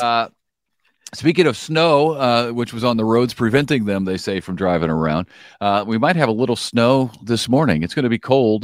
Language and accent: English; Collinsville, Illinois, United States; now in Springfield, Missouri, United States; my hometown, Collinsville, Illinois